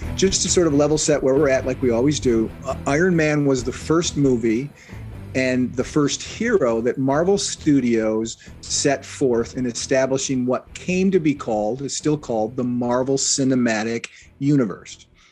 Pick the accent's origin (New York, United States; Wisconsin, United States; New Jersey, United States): Wisconsin, United States; Kenosha; my hometown, Kenosha, Wisconsin